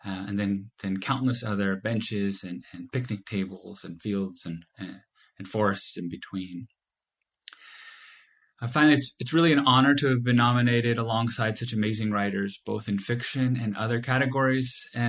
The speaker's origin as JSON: {"language": "English", "region": "California", "country": "United States", "tie": "born or raised there", "said": "I was born here in California, and I've spent most of my life here"}